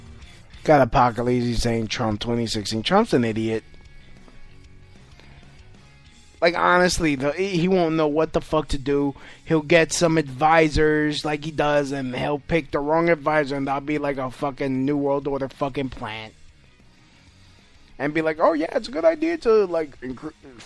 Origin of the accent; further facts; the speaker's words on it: United States; As an American